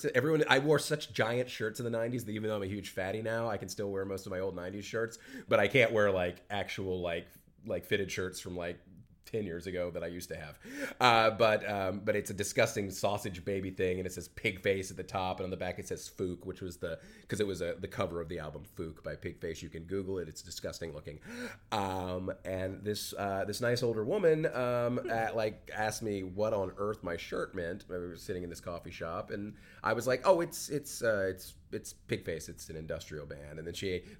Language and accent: English; South Carolina, United States; I grew up in South Carolina